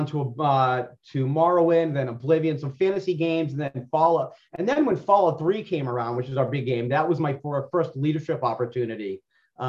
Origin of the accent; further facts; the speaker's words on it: Boston, Massachusetts, United States; I was from South Boston